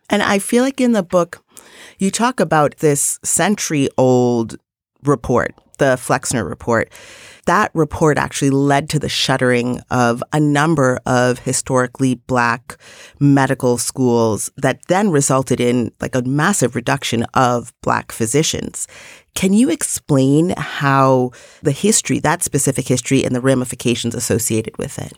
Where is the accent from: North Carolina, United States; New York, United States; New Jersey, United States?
New York, United States; New York City; as a New Yorker